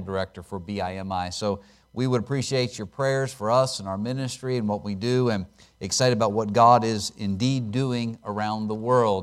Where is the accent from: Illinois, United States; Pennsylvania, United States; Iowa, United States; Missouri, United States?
Pennsylvania, United States; moved away as an adult; also born or lived in Alaska / Chattanooga; I was born and raised in Pennsylvania